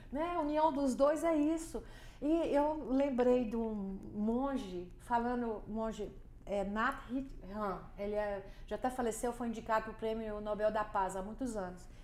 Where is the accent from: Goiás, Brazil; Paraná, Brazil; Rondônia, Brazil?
Goiás, Brazil; Goiânia; eu nasci em Goiânia e meus avós foram um dos, dos primeiros habitantes de Goiânia